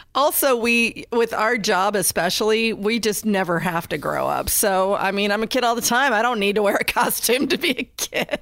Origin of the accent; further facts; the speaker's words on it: Indiana, United States; I'm from Indiana